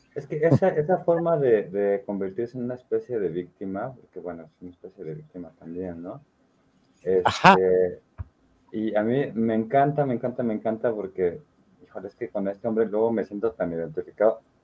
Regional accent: Mexico; como mexicanos nos reímos un poquito de la muerte

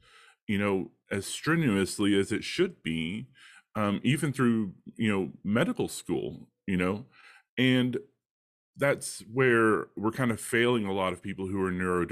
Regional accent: Texas, United States; I grew up in Texas, the American South

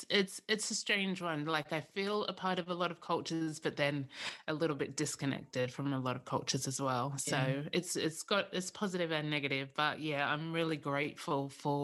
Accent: Sydney, New South Wales, Australia; So I grew up in Sydney, and my brother and sister were born in Sydney.

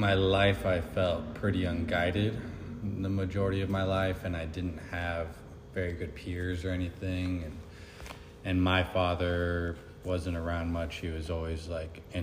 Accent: Kirkland, Washington, United States; moved away as an adult; also born or lived in Seattle, Washington; now in Arizona, United States; I'm from Seattle, Washington, or Kirkland, Washington

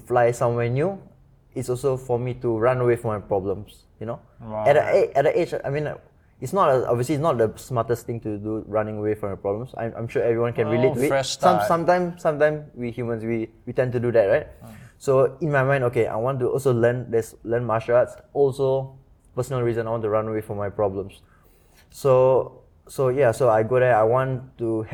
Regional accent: Singapore; also born or lived in United States; being Singaporean, living in Singapore, we are kind of pampered, no? We grow up with maids.

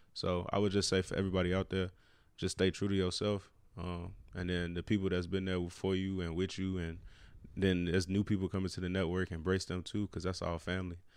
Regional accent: Chicago, Illinois, United States; born or raised there; moved away as an adult; now in Cleveland, United States

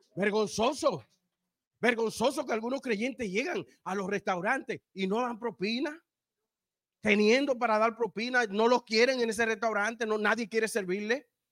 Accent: Dominican Republic; yo soy dominicano

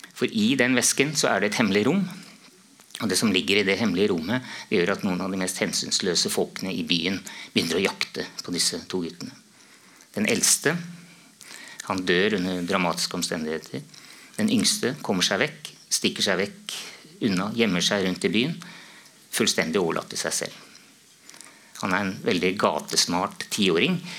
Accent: Romerike, Akershus, Norway; det, var på en måte naturlig da, etter mange år, å skrive noe om hjemtraktene mine

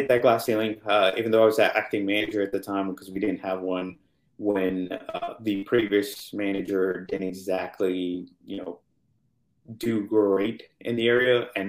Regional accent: India; knowing about, you know, where I grew up and even knowing Dubai at the time, but thinking, okay, hey, I'm Indian.

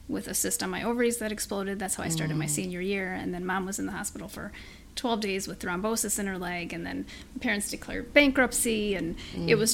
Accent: Chicago, Illinois, United States; I was born here in the Chicago area

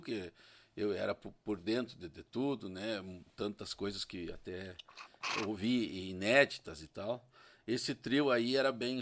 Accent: São Luiz Gonzaga, Rio Grande do Sul, Brazil; Eu sou natural de São Luís Gonzaga

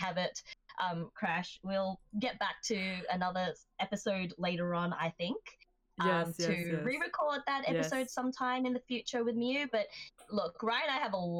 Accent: Sydney, New South Wales, Australia; first language Japanese and English; moved away as an adult; now in Japan; I'm currently living in Japan, but I was originally based in Sydney, which is where I grew up, and that's where my accent developed. But I speak Japanese and English as a native speaker of both languages

